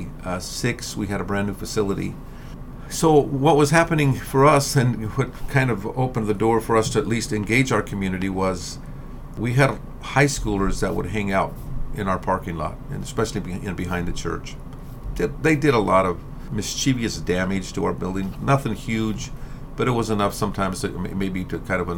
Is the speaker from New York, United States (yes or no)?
no; Salt Lake City, Utah, United States; moved away as an adult; also born or lived in Pocatello, Idaho / Cortez, Colorado; I was born and raised in Salt Lake City